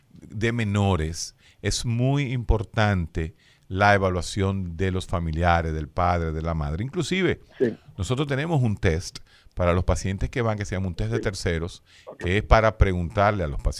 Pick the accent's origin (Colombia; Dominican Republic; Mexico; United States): Dominican Republic; Uno se pregunta, ¿por qué? ¿Somos los médicos dominicanos mejor que los de allá?